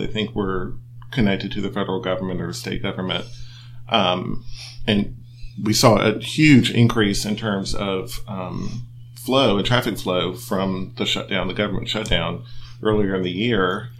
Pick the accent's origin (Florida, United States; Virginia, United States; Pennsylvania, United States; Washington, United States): Florida, United States; St. Augustine; I'm a native, which is very unusual. I'm from St. Augustine, and growing up, I can remember the lighthouse being behind a fence.